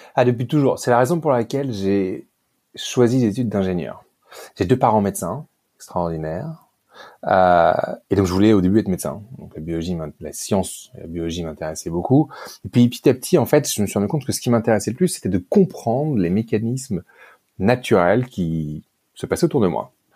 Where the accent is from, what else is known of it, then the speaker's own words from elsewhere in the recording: Paris, Île-de-France, France; moved away as an adult; also born or lived in Great Britain; now in Cape Town, South Africa; je suis français. Euh, euh j'ai je suis né, j'ai grandi à Paris